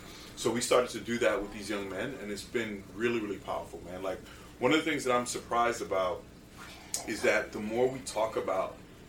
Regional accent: New York City, New York, United States; We were all teenage boys in New York City, right?

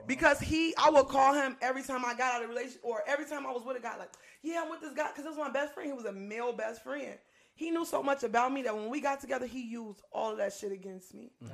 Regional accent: Inglewood, California, United States; I'm from Inglewood

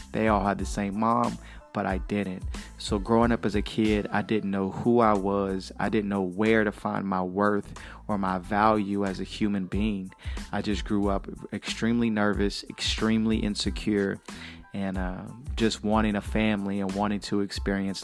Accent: Chattanooga, Tennessee, United States; I was born in Chattanooga, Tennessee

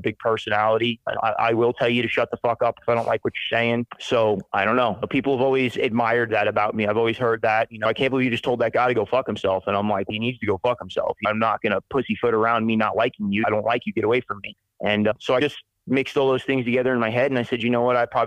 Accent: Spring Hill, Florida, United States; moved away as an adult; also born or lived in Brooksville, Florida / Weeki Wachee, Florida; now in Montana, United States; When I was a kid, I grew up in the town that I'm from. I'm from Spring Hill, Florida, Brooksville, Florida, Wickiwatchee, Florida

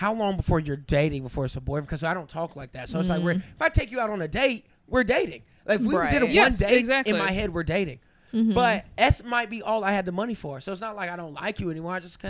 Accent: the South, United States; now in New York, United States; I'm from the South.

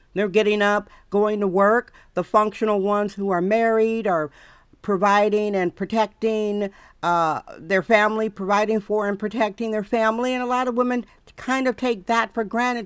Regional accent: Wisconsin, United States; now in San Francisco, United States; where I was raised in Wisconsin

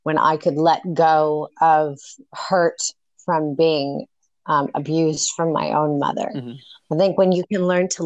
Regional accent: North Hollywood / Northern California, United States; also born or lived in Mendocino County, California; I was born in North Hollywood, and I was raised between two parents. my mother was in Northern California, Mendocino County, and my dad was in Hollywood

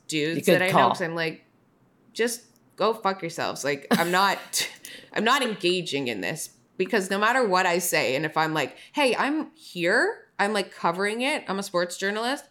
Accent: Toronto, Ontario, Canada; I'm from Toronto.

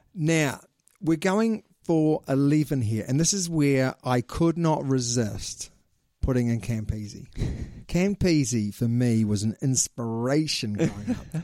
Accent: New Zealand; we are two Kiwis

